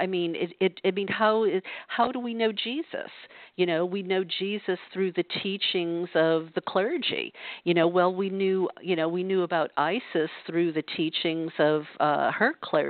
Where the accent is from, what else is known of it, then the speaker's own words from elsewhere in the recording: the South, United States; because I know that's what it was like for me growing up in the South.